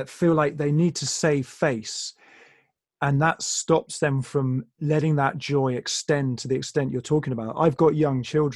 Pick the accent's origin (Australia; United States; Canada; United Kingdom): United Kingdom; England; I'm English.